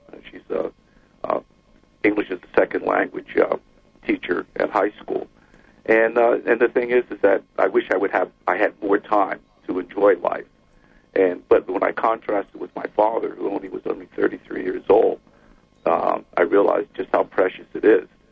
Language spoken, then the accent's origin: English; New York City, New York, United States; I was the oldest of four children, and I grew up in the Bronx